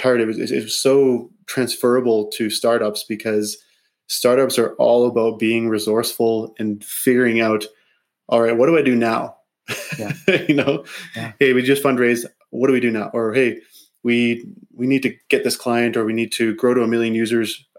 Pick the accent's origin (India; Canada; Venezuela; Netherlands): Canada; Grasswood, Saskatchewan; I grew up in Saskatchewan, actually. Just south of Saskatoon in a small community called Grasswood.